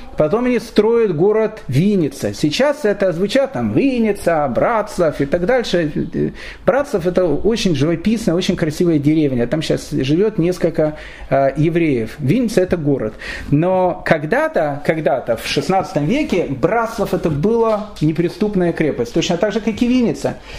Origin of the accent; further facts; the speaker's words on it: Kyiv, Ukraine; я родился в Киеве